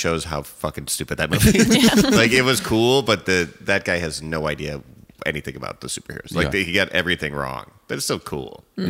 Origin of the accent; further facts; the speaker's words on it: Evanston, Illinois, United States; I'm from Evanston